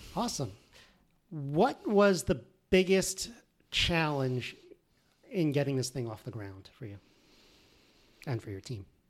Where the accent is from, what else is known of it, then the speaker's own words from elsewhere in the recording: Connecticut, United States; I grew up in Connecticut